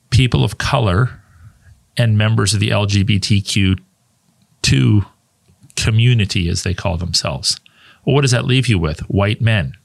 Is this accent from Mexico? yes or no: no; Canada; also born or lived in United States; I was born in Canada. And my primary residence is always being in Canada